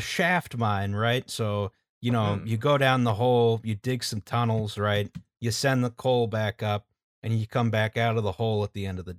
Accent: United States; I'm an American.

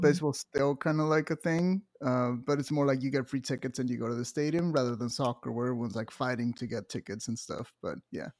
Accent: Monterrey, Nuevo León, Mexico; moved away as an adult; also born or lived in Vancouver, Canada; now in Greensboro, United States; I was born in Monterrey, which is a city in northeast Mexico

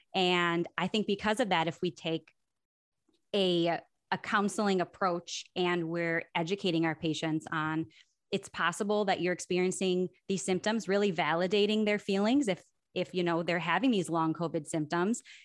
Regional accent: Milwaukee, Wisconsin, United States; I am from Milwaukee originally, Milwaukee, Wisconsin

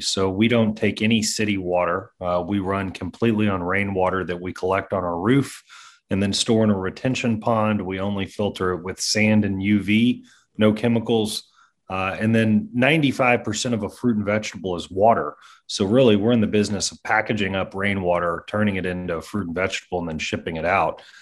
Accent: Kentucky, United States; I'm from Kentucky

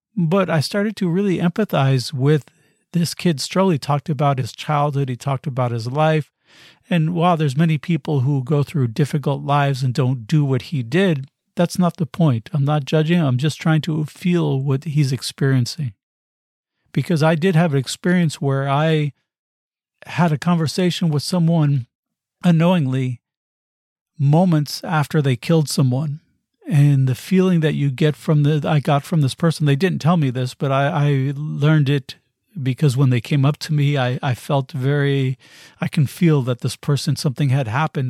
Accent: United States; I come from the United States

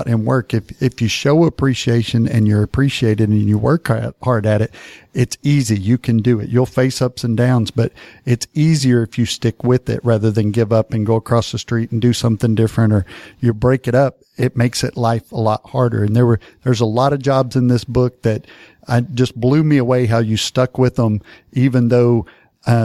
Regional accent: Paris, Texas, United States; I grew up in Paris, Texas, just a little south of Ardmore, Oklahoma.

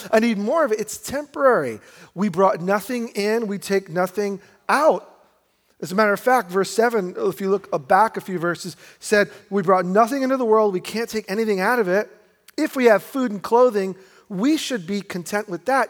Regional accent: New York, United States; also born or lived in Brooklyn; my wife and I, we grew up in New York, and we were both middle class

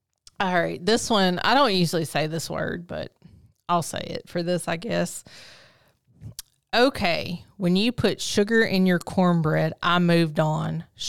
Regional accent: Philadelphia, Pennsylvania, United States; I'm from Philly pimpin', and that ain't it.

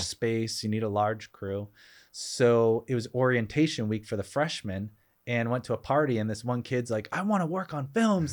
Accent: Boston, Massachusetts, United States; moved away; I grew up in Boston area

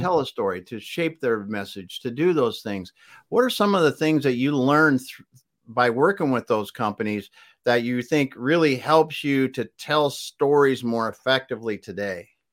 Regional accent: South Dakota, United States; the state where we grew up in South Dakota

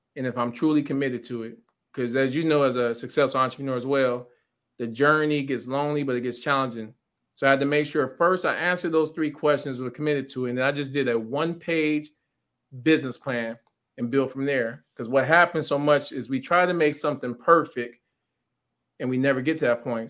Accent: Pontiac, Michigan, United States; growing up in Pontiac

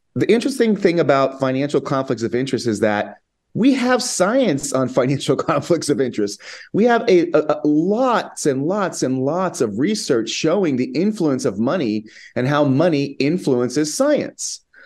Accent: United States; moved away as an adult; now in Spain; I'm an American

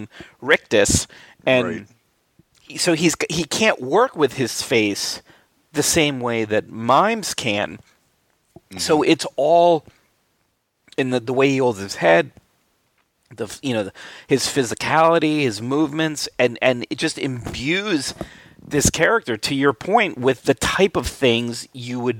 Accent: Albany, New York, United States; growing up in Albany, New York

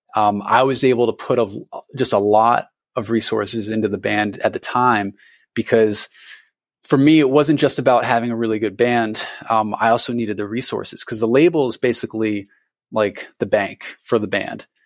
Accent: Connecticut, United States; moved away as an adult; also born or lived in Vermont; Connecticut where I had, you know, gone to high school

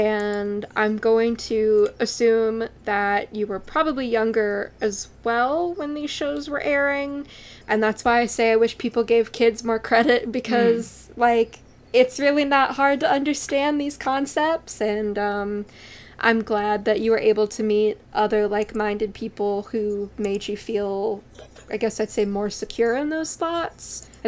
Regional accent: Ukraine; I'm personally from Ukraine, but the influence of these anime go beyond Ukraine, Russia, or Belarus, etc.

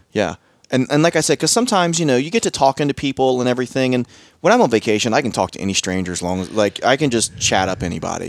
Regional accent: Southern Ohio, United States; I'm from Southern Ohio

